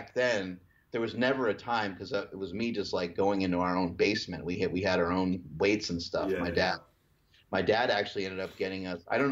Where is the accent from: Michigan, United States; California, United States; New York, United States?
New York, United States; when I grew up in New York